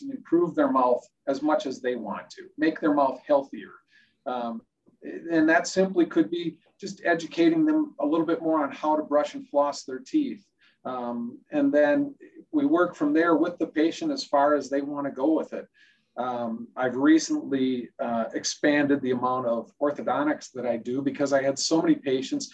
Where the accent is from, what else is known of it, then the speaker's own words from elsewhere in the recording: North St. Paul, Minnesota, United States; I was born and raised in North St. Paul.